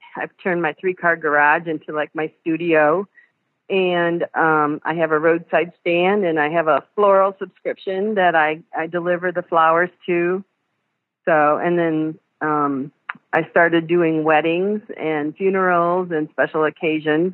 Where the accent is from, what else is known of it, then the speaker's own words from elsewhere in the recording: Pioneer, Ohio, United States; moved away as an adult; also born or lived in Fort Wayne, Indiana; I'm originally from Pioneer, Ohio